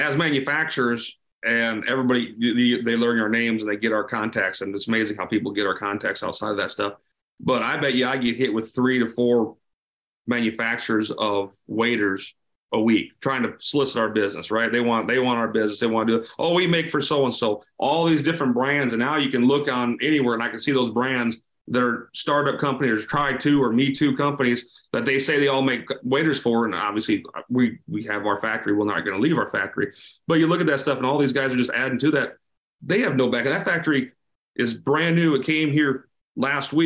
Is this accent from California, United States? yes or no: no; South Dakota, United States; I was born and raised in South Dakota, right? I'm a farm kid here.